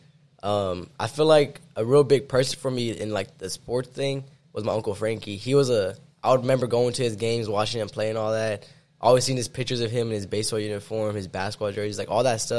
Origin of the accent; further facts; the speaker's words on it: Victoria, Texas, United States; I grew up in Victoria, Texas.